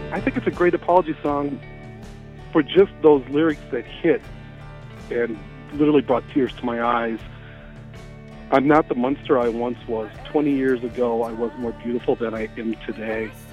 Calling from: St. Paul, Minnesota, United States; I'm calling from St. Paul, Minnesota

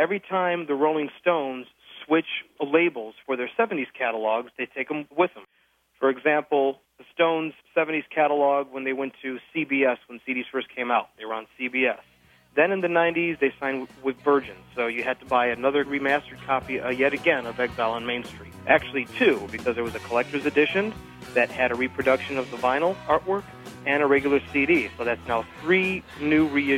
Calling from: Phoenix, Arizona, United States; I'm calling from Phoenix, Arizona.

